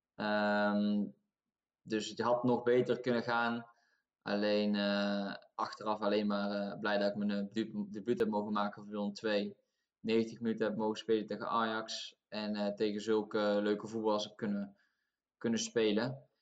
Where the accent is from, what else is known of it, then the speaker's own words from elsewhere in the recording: Tilburg, North Brabant, Netherlands; moved away as an adult; now in Norway; omdat ik zelf uit Tilburg kom. Dus Wilden 2 is mijn club. En ehm, ik zat nog gewoon op school in, in Tilburg, op de middelbare school